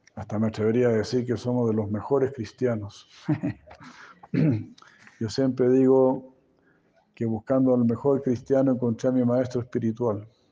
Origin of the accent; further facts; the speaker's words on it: Chile; como chileno